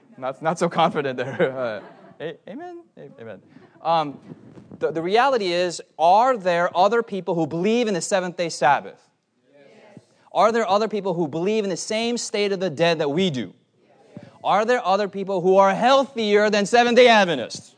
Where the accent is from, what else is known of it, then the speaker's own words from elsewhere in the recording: United States; I'm an American